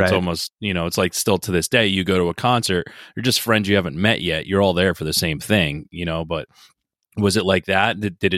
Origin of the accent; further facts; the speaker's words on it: outside New York City, New Jersey, United States; I'm from New Jersey.